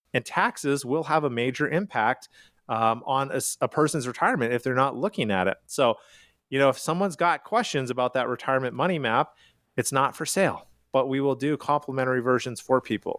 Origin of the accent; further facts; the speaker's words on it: Calgary, Alberta, Canada; now in United States; I am from Calgary, Canada